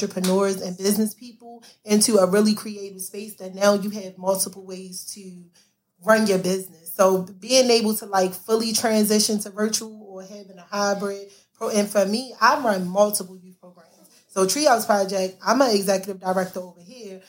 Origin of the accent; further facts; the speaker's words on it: Baltimore, Maryland, United States; growing up in Baltimore